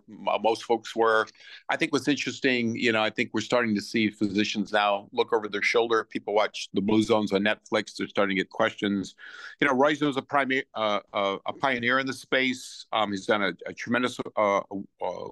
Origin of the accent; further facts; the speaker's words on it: Iowa, United States; my wife and I grew up in Iowa